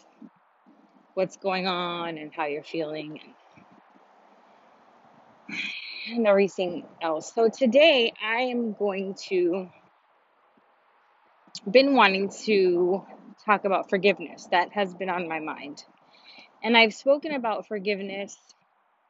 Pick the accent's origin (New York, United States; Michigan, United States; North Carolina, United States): New York, United States; now in Miami, United States; I'm from New York